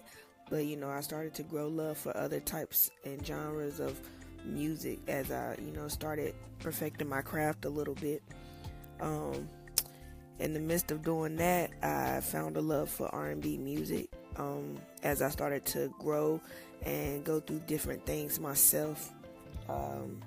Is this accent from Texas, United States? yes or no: no; Winston-Salem, North Carolina, United States; I was born and raised in Winston-Salem, North Carolina.